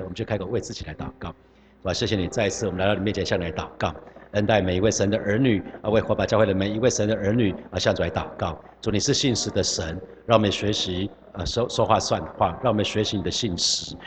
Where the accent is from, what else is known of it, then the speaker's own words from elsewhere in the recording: Hsinchu, Taiwan; 有老家在新竹